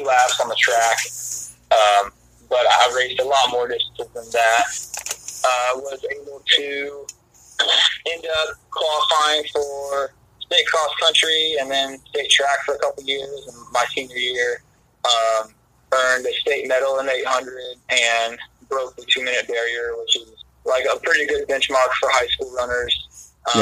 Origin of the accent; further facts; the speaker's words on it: Hastings, Nebraska, United States; now in Portland, United States; So I grew up in Nebraska, south central part of the state, town called Hastings.